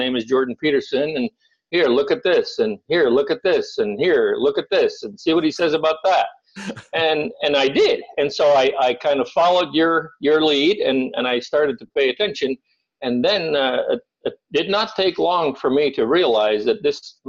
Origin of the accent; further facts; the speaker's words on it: Netherlands; moved away as an adult; I was born and raised in Holland. I lived there for the first 18 years of my life, and I'm very Dutch.